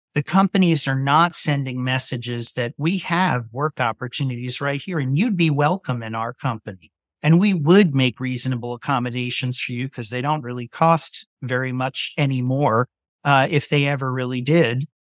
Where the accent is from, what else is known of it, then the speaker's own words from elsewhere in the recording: Virginia Beach, Virginia, United States; moved away as an adult; came back to my hometown, wanted to be close to my family